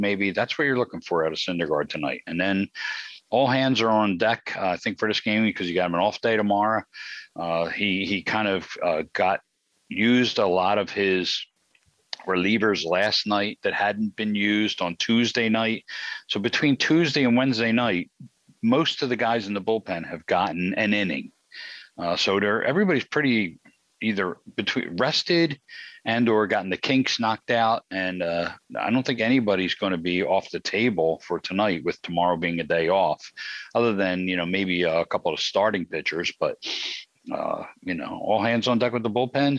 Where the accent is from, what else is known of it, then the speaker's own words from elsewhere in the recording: Philadelphia, Pennsylvania, United States; I was born and raised in South Philly.